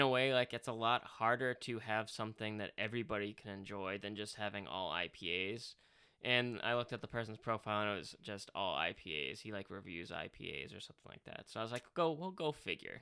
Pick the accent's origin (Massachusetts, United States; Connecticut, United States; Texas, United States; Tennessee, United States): Massachusetts, United States; Boston; a water bubbler, as we say in Boston